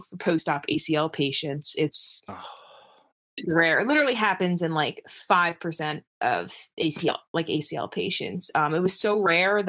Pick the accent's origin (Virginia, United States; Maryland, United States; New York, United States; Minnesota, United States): New York, United States; New York City; I grew up in Brooklyn, so I used to watch you know, the New York City Marathon runners like run by and everything